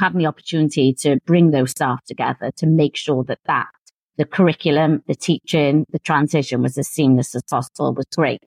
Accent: Cardiff, Wales, United Kingdom; moved away as an adult; also born or lived in Swindon / United States; returned to Cardiff, which is my hometown

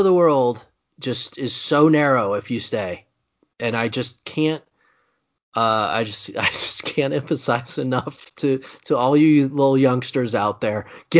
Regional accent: Indiana, United States; Growing up in Indiana, you find yourself saying, Carmel, Indiana has more roundabouts per capita than any city in America.

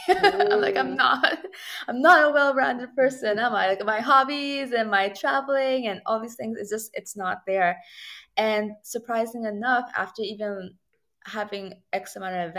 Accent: Toronto, Ontario, Canada; I'm Torontarian and I'm from Toronto, Canada

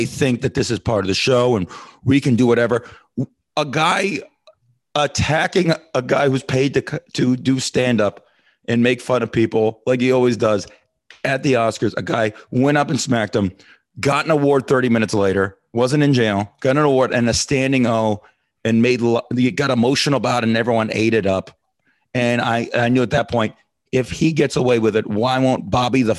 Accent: Las Vegas, Nevada, United States; I'm from Vegas

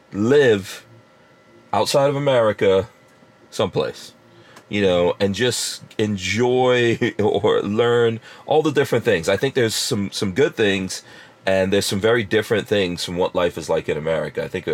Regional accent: England, United Kingdom; also born or lived in Guyana; when I was born in Guyana and then we went to live in England, but in England, I was kind of sick.

